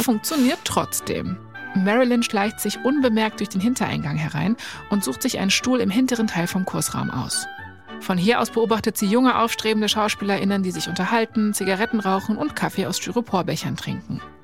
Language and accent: German; Berlin, Germany; ich komme ja aus Berlin, also ähm, ich bin in dem Sinne eigentlich ein Dorfkind